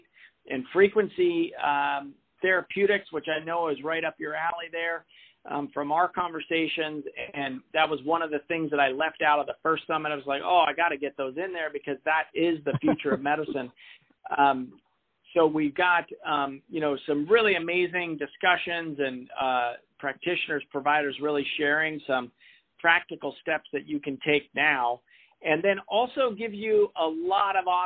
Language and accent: English; Portland, Oregon, United States; my hometown here is the Brian Grant Foundation